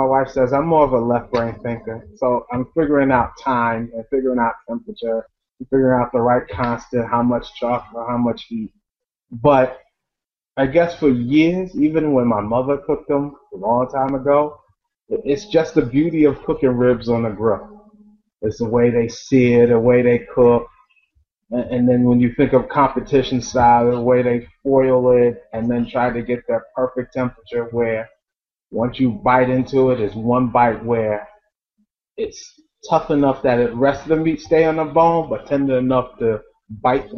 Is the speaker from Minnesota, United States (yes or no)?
no; New York City, New York, United States; we're from Staten Island